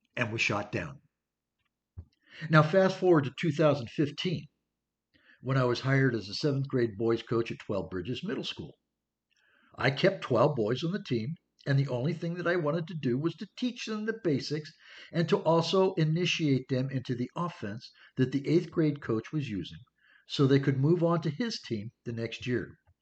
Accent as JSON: {"language": "English", "region": "California", "country": "United States", "tie": "born or raised there", "also_born_or_lived": "Pennsylvania", "said": "I moved from Pennsylvania to California in the early 1960s"}